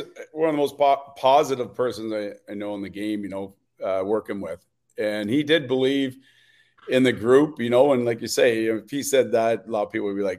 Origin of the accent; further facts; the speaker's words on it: England, United Kingdom; as an English guy coming to Montreal and being traded for a 50-goal scorer